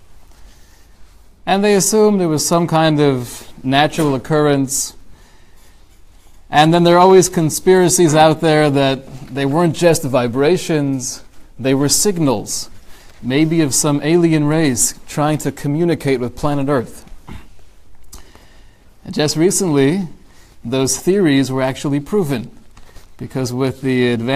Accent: California, United States; my hometown, California

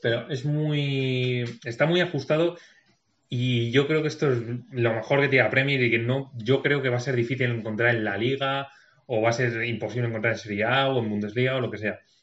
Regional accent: Segovia, Castile and León, Spain; soy de Segovia

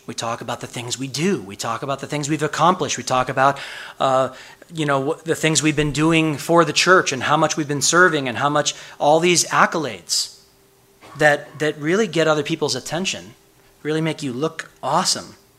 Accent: Chicago, Illinois, United States; moved away; I'm from Chicago, the windy city

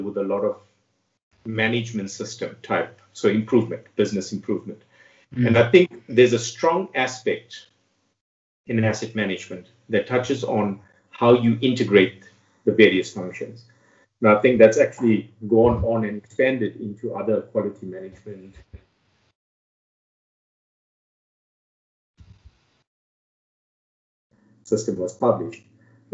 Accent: Durban, KwaZulu-Natal, South Africa; moved away as an adult; also born or lived in Witbank; now in Pretoria, South Africa; born and raised in Durban, lived there for most of my life, studied there.

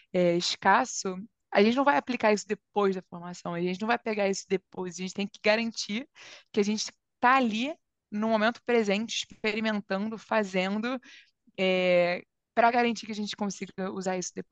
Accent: Brazil

